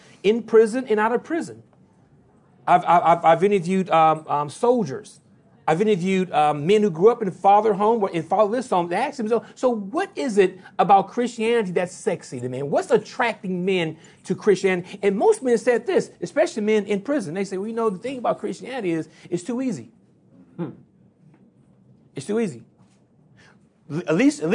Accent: Louisiana, United States; I'm from Louisiana, so I talk fast by nature

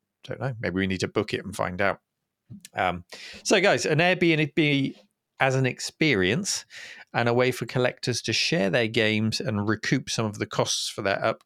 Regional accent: United Kingdom; as a Brit

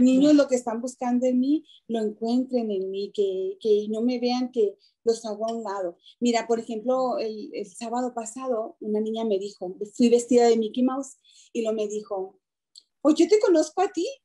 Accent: Chihuahua, Mexico; moved away as an adult; now in Denver, United States; yo nací en Chihuahua, Chihuahua, de México. Yo llegué en el 97 aquí a Denver

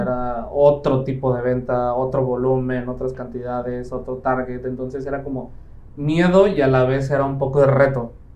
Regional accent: Playa del Carmen, Quintana Roo, Mexico; also born or lived in Mexico City; soy de Ciudad de México, llevo aquí viviendo en Playa del Carmen aproximadamente 15, ya casi 16 años, prácticamente más de la mitad de mi vida, llegué cuando apenas iba a terminar sexto de primaria, entonces prácticamente aquí, aquí crecí

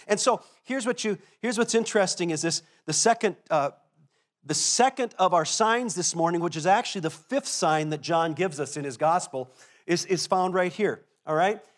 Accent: Minnesota, United States; as a Minnesotan

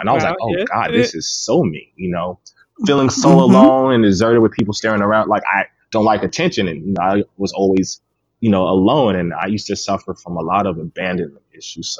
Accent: Clearwater, Florida, United States; growing up in Clearwater

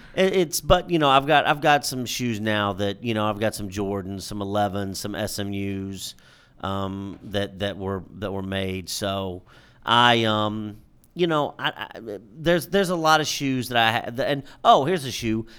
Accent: New York City, New York, United States; We come from Harlem, New York

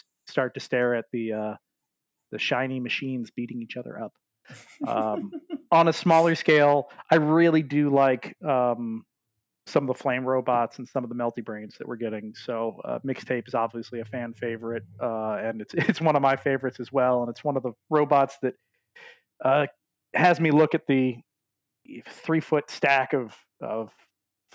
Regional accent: Maryland, United States; my home state of Maryland

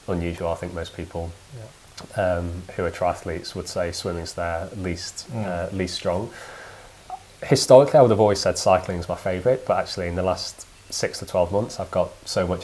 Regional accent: Peak District, East Midlands, United Kingdom; moved away as an adult; now in London, United Kingdom; I grew up in the Peak District

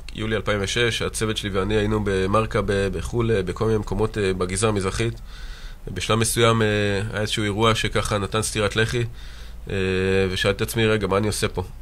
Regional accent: Mitzpe Ramon, Southern District, Israel; נולדתי במצפה רמון, גדלתי שם והתחנכתי שם

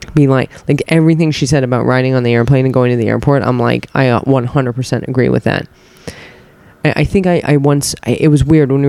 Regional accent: United States; I'm American

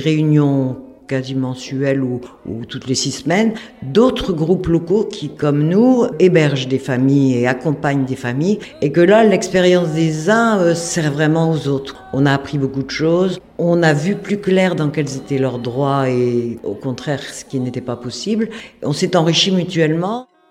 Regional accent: Lille, Hauts-de-France, France; moved away as an adult; now in Hasparren, France; Je suis à Spandard depuis 2011, alors que à l'origine, moi, je suis lilloise

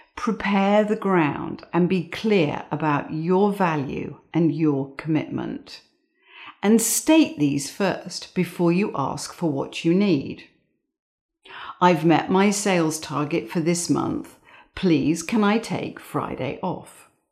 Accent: England, United Kingdom; I grew up in England

